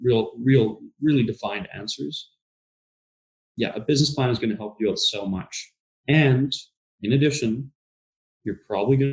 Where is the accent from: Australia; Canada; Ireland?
Canada; Vancouver, British Columbia; I can remember being 6 years old, driving down the streets in the downtown east side and seeing it, and I think we can definitely do better as Vancouverites, as British Columbians, as Canadians